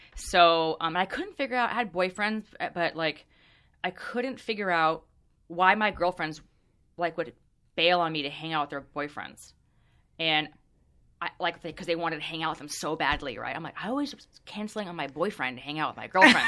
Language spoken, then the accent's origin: English; Orange County, California, United States; I grew up in Orange County, which is super, super conservative